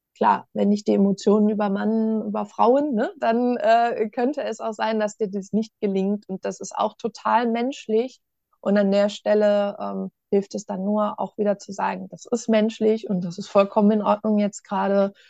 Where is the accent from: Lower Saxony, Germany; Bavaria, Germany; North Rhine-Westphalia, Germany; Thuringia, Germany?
North Rhine-Westphalia, Germany; Ostwestfalen-Lippe; ich komme ja aus Ostwestfalen-Lippe ne? und in Ostwestfalen, da sagt man dann ja, wenn was gut ist